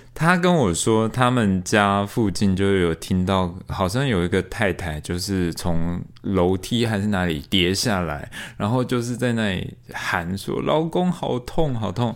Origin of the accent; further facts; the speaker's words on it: Taiwan; also born or lived in Australia; 你们为什么要把我生在台湾